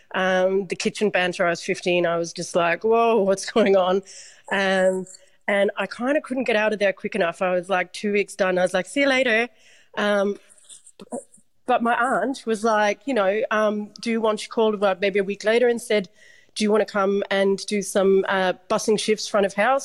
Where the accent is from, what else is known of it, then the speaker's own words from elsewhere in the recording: Dublin, Leinster, Ireland; I'm from Dublin, Ireland, and we do this thing called um, transition year before you go to do your leaving cert